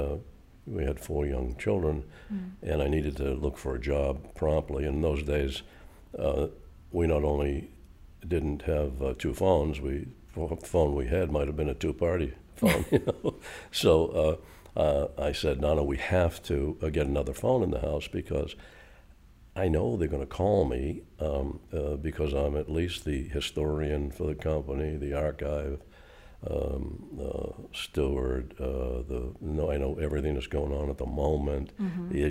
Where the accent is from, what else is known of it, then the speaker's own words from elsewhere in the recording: Boston, Massachusetts, United States; moved away as an adult; now in York, United States; I never thought I'd be outside of Greater Boston